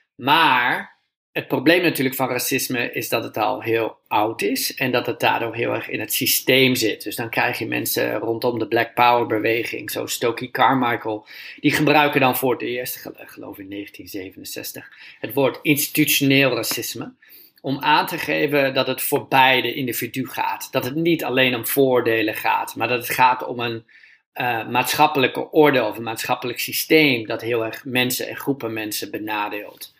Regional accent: Groningen, Netherlands; ik ben opgegroeid in Groningen

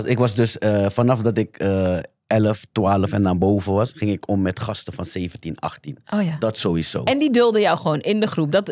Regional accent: The Hague, South Holland, Netherlands; Ik kom uit de Schilderswijk jaren negentig.

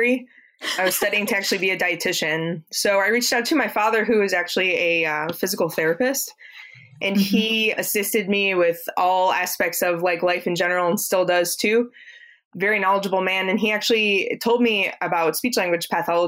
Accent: Ohio, United States; now in Florida, United States; I'm actually from Ohio. Originally, I hail from Ohio. I was raised in Ohio

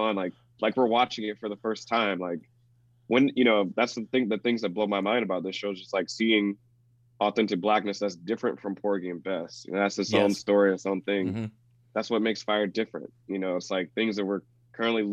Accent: the South, United States; being a black man growing up in the South

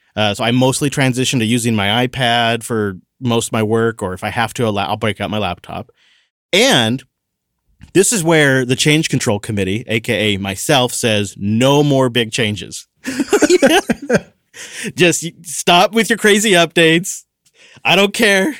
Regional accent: Washington, United States; My home state

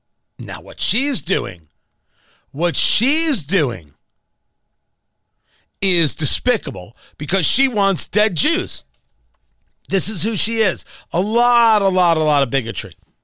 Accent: United States; I'm an American. I was born in America. I'm an American.

